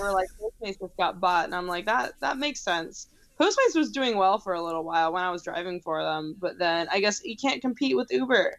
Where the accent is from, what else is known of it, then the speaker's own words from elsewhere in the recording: United States; I'm an American